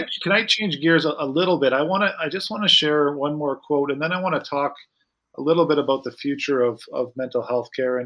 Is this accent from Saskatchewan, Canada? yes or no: yes; Saskatoon, Saskatchewan, Canada; my hometown of Saskatoon, Saskatchewan.